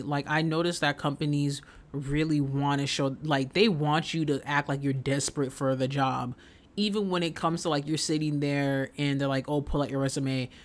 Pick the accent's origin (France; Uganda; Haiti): Haiti; moved away; my experience of growing up in Haiti